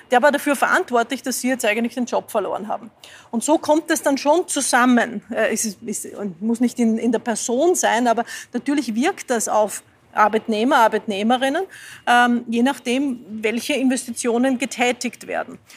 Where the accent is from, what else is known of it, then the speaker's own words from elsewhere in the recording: Lower Austria, Austria; now in Vienna, Austria; ich fahre in Wien überall mit dem Fahrrad. Äh, ich komme ursprünglich aus dem Waldviertel, dort wäre es ein bisschen schwerer, ich bin in die Schule gegangen, die war 25 Kilometer entfernt